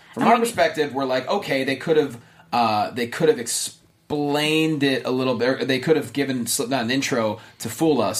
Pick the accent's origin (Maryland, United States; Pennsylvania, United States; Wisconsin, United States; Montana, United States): Pennsylvania, United States; I'm from Pennsylvania